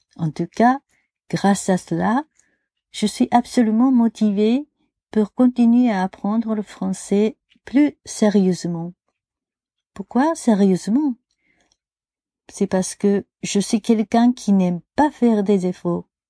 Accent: Japan; French is a second language; Chez nous au Japon

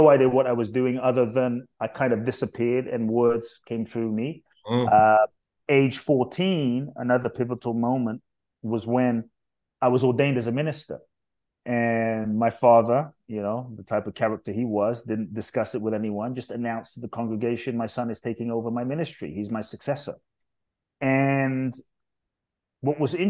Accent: London, United Kingdom; also born or lived in Ghana / Mexico; now in United States; I was born in Ghana, West Africa. My father's from Ghana. My mother's Japanese. I grew up in London. I live in the US. I live partly in Mexico.

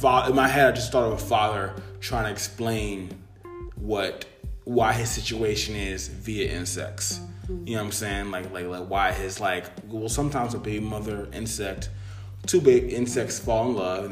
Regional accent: United States; I'm the first generation born in America.

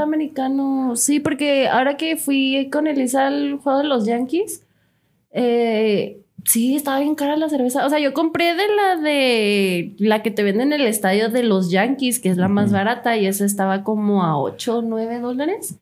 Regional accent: Mexico; Los mexicanos somos extremistas.

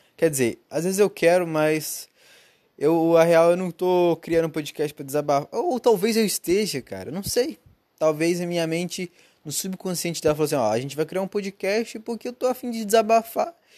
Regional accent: Brazil; moved away; Eu sou brasileiro

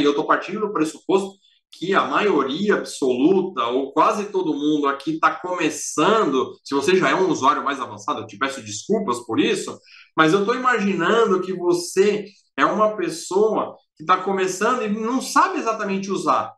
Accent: Brazil; nós somos o maior país, o mais populoso

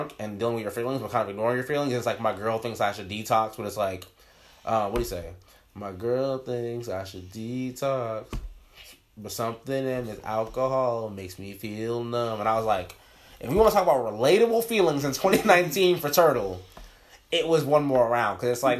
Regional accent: Orlando, Florida, United States; also born or lived in Brooklyn, New York; I'm from Orlando

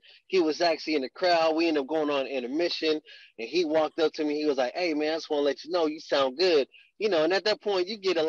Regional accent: Texas, United States; born there; also born or lived in Germany / Alaska, United States; You know, in my bio, it says I'm a self-proclaimed Army brat. I was born in Texas. My dad was in the military, so I've literally been everywhere. Lived overseas in Germany.

